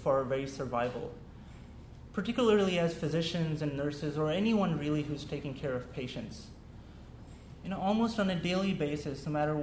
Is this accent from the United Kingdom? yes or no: no; Pakistan; first language Urdu; English is a second language; moved away; growing up in Pakistan, English was a second language for me